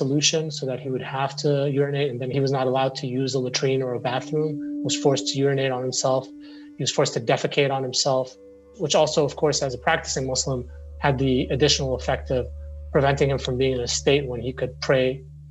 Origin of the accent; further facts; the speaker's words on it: Syria; moved away as an adult; also born or lived in Beirut, Lebanon / Middle East; now in United States; You know, I'm Syrian. I was born in Beirut. I grew up mostly in the Middle East. I came to the United States for college